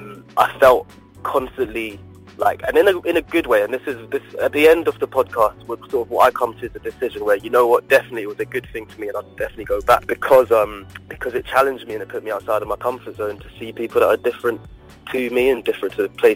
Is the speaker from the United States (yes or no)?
no; London, United Kingdom; I am definitely mixed race. I am mixed, mostly like Asian and Caribbean. I'm from London, so like shout out anyone from London. I've been born and raised in London.